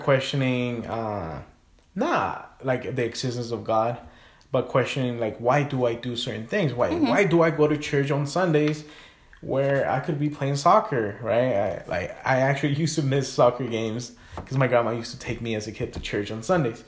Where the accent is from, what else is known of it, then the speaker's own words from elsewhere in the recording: Guatemala; moved away; also born or lived in California; I grew up in Guatemala, but I was born in California.